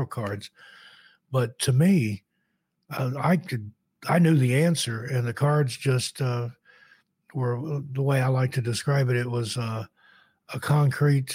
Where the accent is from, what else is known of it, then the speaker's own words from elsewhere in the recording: East Tennessee, United States; I grew up in East Tennessee